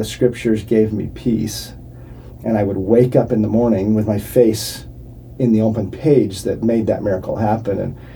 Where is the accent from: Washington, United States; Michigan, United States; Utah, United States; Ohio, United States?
Utah, United States; Provo; I grew up in Provo, Utah